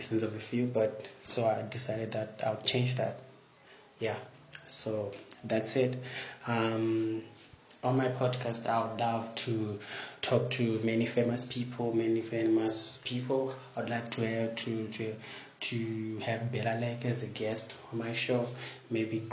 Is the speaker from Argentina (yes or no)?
no; Zimbabwe; I'm from Zimbabwe